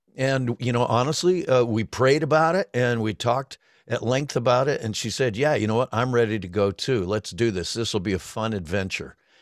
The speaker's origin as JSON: {"language": "English", "town": "Cleveland", "region": "Ohio", "country": "United States", "tie": "born or raised there", "also_born_or_lived": "Denver, Colorado", "moved": "as an adult", "said": "I had moved to Cleveland when I was seven from Denver, so, so, and I, you know, pretty much grown up there as well"}